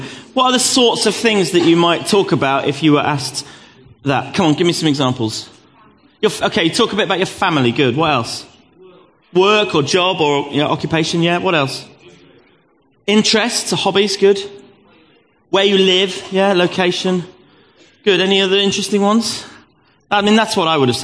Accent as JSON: {"language": "English", "town": "Gravesend", "region": "South East England", "country": "United Kingdom", "tie": "born or raised there", "said": "I was born in 1969 in Gravesend in Kent."}